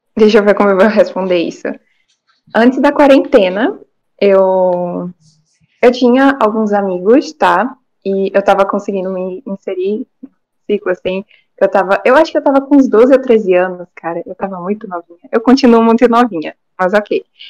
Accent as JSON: {"language": "Portuguese", "town": "Salvador", "region": "Bahia", "country": "Brazil", "said": "eu sou de Salvador, na Bahia, tenho 15 anos"}